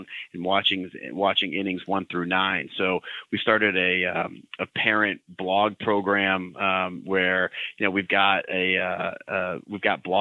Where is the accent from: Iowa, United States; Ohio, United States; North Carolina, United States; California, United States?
Ohio, United States; Cleveland; now in Boston, United States; I grew up in Cleveland